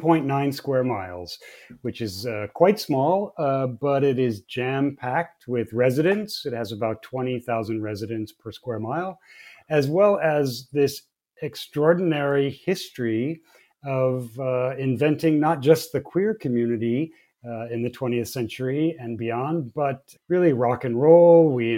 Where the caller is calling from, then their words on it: West Hollywood, California, United States; I'm joining you from West Hollywood, not from Los Angeles.